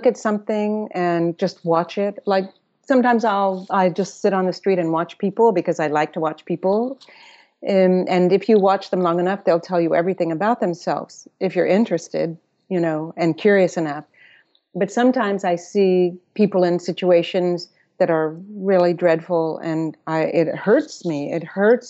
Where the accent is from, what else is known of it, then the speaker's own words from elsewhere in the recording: Austin, Texas, United States; moved away; also born or lived in Electra, Texas / New York; I was born in Electra, Texas, a little town, but I grew up in Austin